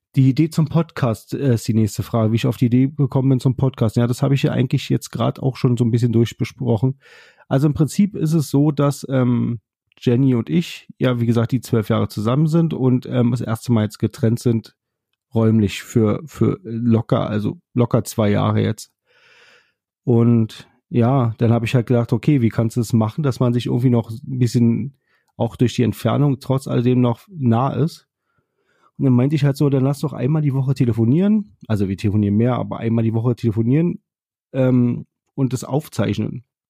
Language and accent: German; Berlin, Germany; ich komme ja nun aus Berlin und war halt gerade im Zug wieder zurück nach Berlin